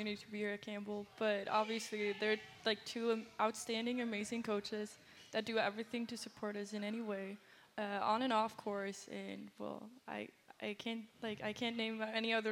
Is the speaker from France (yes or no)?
no; Sweden; moved away as an adult; now in United States